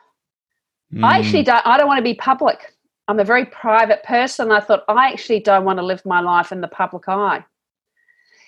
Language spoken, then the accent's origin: English; New Zealand; I am a New Zealander